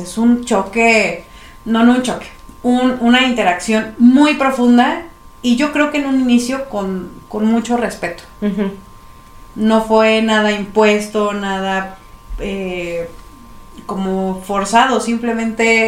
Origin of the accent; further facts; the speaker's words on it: Mexico; los que ahora somos mexicanos